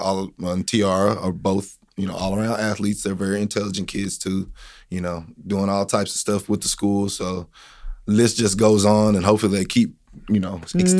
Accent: Corsicana, Texas, United States; I'm a Canna boy. So, you know, I'm from Corsicana. I'm 38 years old. I went to Navarro. I went to Corsicana High School.

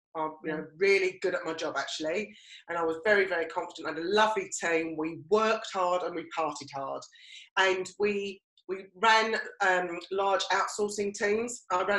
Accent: East of England, United Kingdom; And actually, because I came from Essex, I almost kind of stifled what I was. I kind of put on a posher voice.

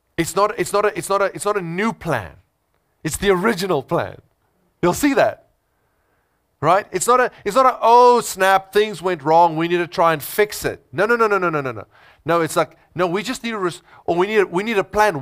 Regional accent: South Africa; I'm first a Christian, then I'm a South African. I'm first a Christian, then I'm an Afrikaner.

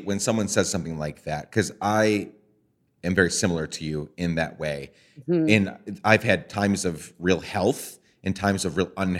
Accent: Guatemala; One was growing up in Guatemala and just different things that were in my path that kind of helped me become that.

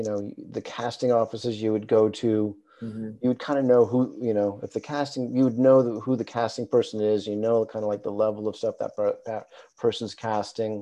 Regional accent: Los Angeles, California, United States; I grew up in Hollywood in the 70s

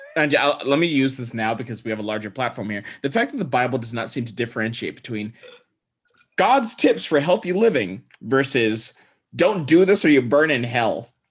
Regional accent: Texas, United States; I grew up in Texas

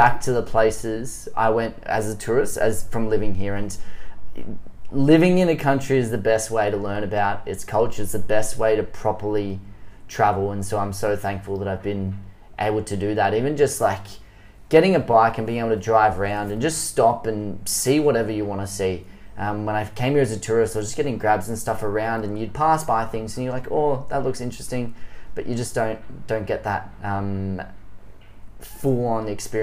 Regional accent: Melbourne, Victoria, Australia; moved away as an adult; now in Vietnam; Growing up, I lived about 30 minutes outside from the city in the suburbs there

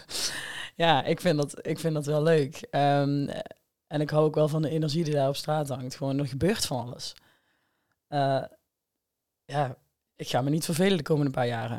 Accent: Hegelsom, Limburg, Netherlands; now in Amsterdam, Netherlands; ik kom uit Hegelsom. Ik woon tegenwoordig in Amsterdam

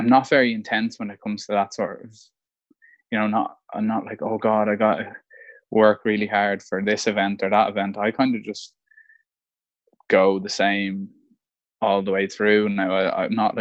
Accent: Malahide, Leinster, Ireland; I'm from Malahide

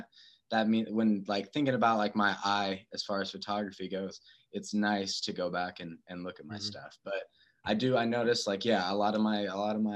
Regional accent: Wichita, Kansas, United States; moved away as an adult; also born or lived in Boulder, Colorado / Bay Area, California; now in San Diego, United States; I'm from Wichita, Kansas originally, and grew up there. And then when I was 21, I moved out to Boulder, Colorado.

